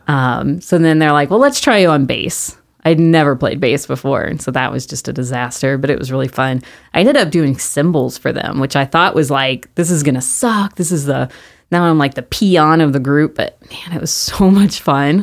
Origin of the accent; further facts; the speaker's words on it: Mesquite, Texas, United States; I grew up in Mesquite